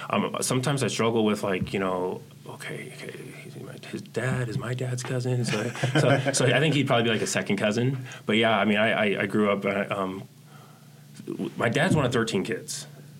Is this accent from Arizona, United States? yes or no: yes; Chandler, Arizona, United States; born there; also born or lived in Omaha; Oh, so I was born in Arizona. Chandler Air Force Base, which I hear no longer exists, and so that's like on my birth certificate.